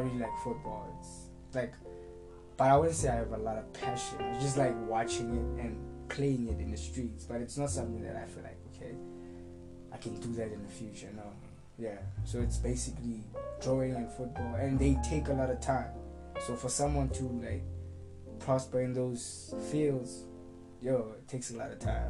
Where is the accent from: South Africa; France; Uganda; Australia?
South Africa; West Rand, Gauteng; also born or lived in Durban; I'm a West Rand kid because I was raised here since I was young, from pretty much the age of zero until now